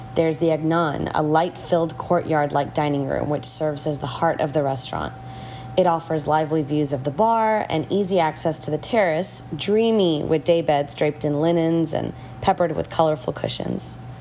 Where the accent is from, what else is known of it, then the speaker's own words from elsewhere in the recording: Houston, Texas, United States; also born or lived in Mumbai, India; Houston has been my home for more than 35 years